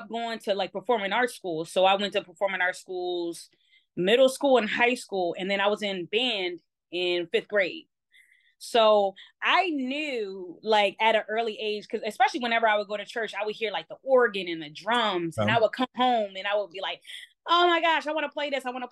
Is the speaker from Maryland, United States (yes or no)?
yes; Baltimore, Maryland, United States; I don't have the strictly like Baltimore accent. I am born and raised in Baltimore